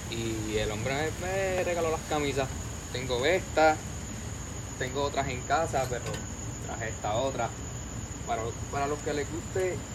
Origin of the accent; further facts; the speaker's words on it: Arecibo, Puerto Rico; soy de Arecibo y tengo 17 años.